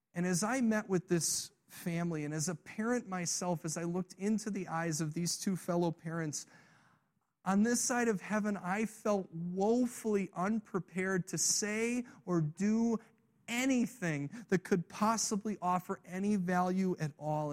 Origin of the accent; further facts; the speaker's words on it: Illinois, United States; I grew up in Illinois